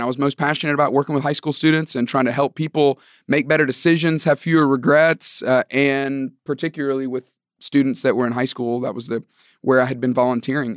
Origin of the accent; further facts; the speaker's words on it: Tuscaloosa, Alabama, United States; moved away as an adult; also born or lived in Georgia; I grew up in Tuscaloosa, Alabama.